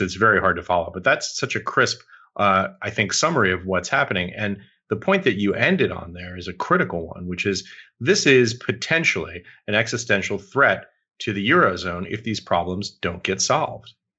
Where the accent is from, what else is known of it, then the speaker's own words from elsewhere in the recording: United States; also born or lived in New York; as an American